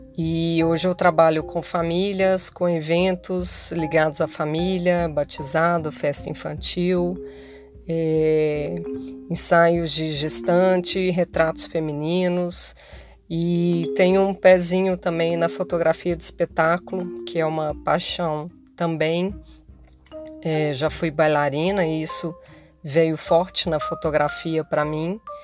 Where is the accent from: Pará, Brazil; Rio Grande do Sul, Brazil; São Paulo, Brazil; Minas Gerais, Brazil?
Minas Gerais, Brazil; moved away as an adult; now in Rio de Janeiro, Brazil; sou mineira